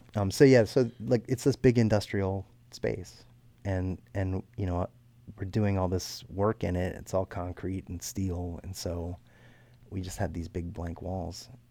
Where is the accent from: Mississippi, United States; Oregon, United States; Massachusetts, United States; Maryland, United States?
Maryland, United States; Baltimore County; north of Baltimore, up in Baltimore County